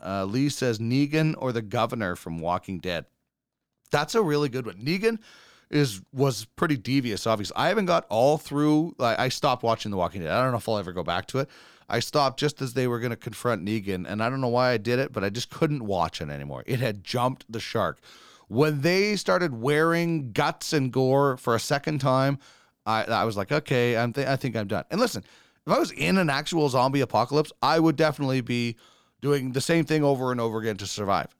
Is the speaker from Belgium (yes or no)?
no; Brandon, Manitoba, Canada; growing up in Brandon